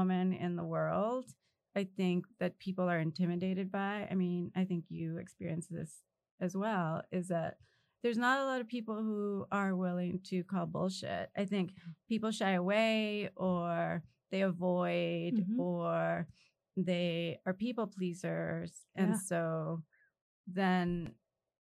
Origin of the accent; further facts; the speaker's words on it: Los Angeles, California, United States; We grew up in South Central